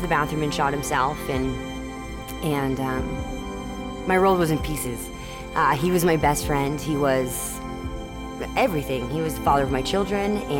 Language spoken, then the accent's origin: English; Cottonwood, Arizona, United States; I'm from Cottonwood, Arizona. I grew up here in town